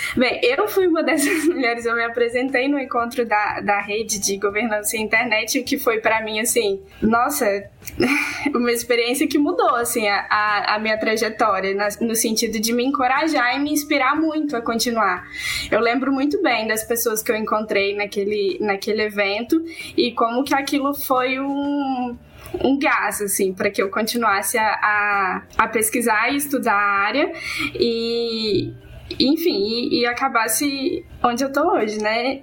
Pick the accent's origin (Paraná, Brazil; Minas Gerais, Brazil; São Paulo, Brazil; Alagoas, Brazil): Minas Gerais, Brazil; Barbacena; Eu sou do interior de Minas Gerais, é, de uma cidade chamada Barbacena